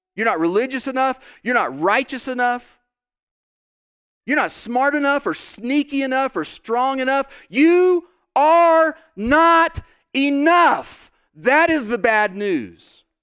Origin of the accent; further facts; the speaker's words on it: Oklahoma, United States; I'm from Oklahoma.